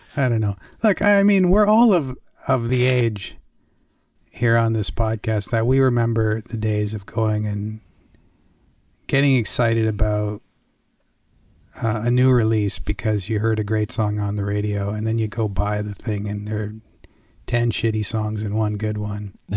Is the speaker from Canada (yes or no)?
yes; Canada; I grew up in Canada